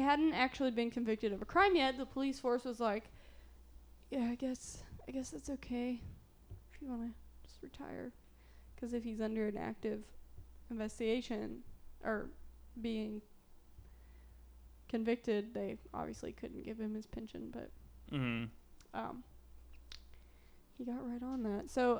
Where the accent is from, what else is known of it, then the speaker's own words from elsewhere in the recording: the South, United States; accent: southern; It's my southern accent coming out.